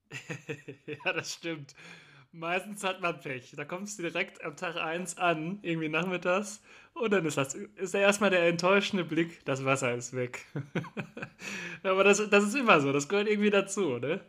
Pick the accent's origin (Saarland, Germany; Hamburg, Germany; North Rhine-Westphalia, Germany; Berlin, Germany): North Rhine-Westphalia, Germany; Cologne; Ich bin ja ein Kölsche Jung